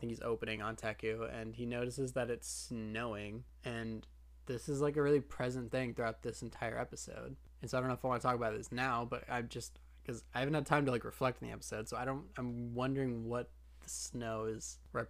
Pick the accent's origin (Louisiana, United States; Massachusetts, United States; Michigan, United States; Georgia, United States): Michigan, United States